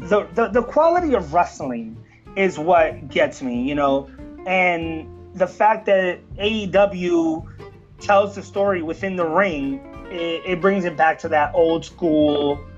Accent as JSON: {"language": "English", "town": "New York City", "region": "New York", "country": "United States", "tie": "born or raised there", "said": "Since the moment I took oxygen into these lungs, born and bred in the Bronx."}